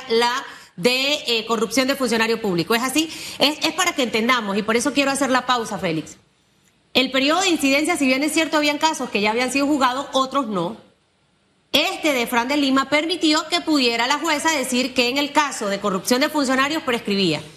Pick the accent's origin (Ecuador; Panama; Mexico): Panama; como panameños